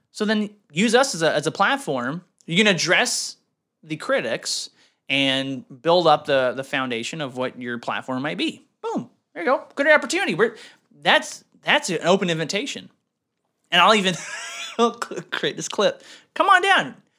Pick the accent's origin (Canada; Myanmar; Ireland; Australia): Canada; now in United States; I'm Canadian.